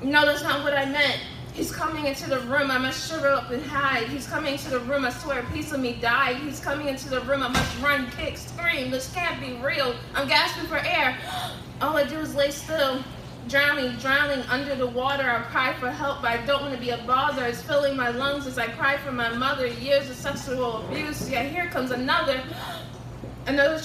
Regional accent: Baltimore, Maryland, United States; 22 years old, and born and raised in Baltimore.

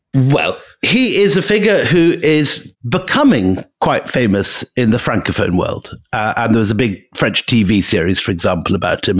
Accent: Scotland, United Kingdom; moved away; I am sitting in my the house I grew up in in Scotland

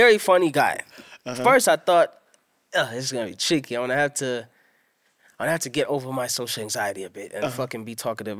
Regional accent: Durban, KwaZulu-Natal, South Africa; see the home I grew up in Durban, Elo. I changed that into a gaming center / studio.

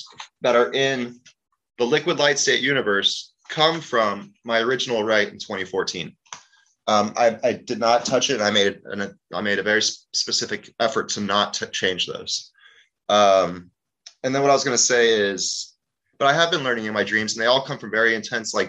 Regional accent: Cape Town, Western Cape, South Africa; I was born in Cape Town, South Africa during the apartheid

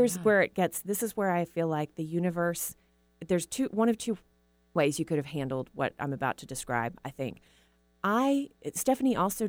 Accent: Tyler, Texas, United States; moved away; also born or lived in Austin, Texas / Seattle, Washington; Seattle has felt more like home than anywhere I've never lived in my life, including Austin and my hometown of Tyler and a number of other places where I've lived along the way.

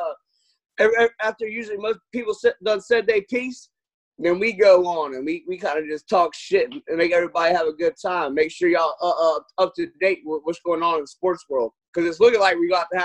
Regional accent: Cajun, Louisiana, United States; accent: Louisiana accent; I'm a Cajun, so we got a little bit of a, you know, everybody came down from Newfoundland and everything. That's where my people came from

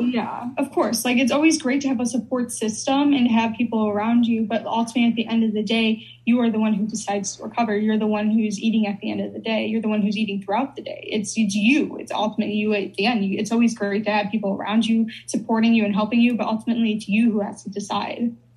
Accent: Chicago, Illinois, United States; I'm from Chicago

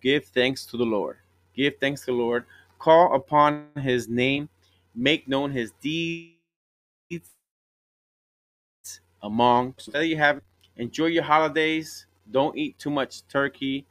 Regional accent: Puerto Rico; I'm from Puerto Rico and my wife is from Colombia

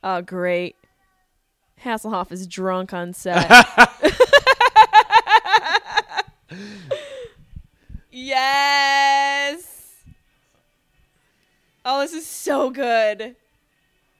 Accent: Syracuse, New York, United States; I'm from Syracuse

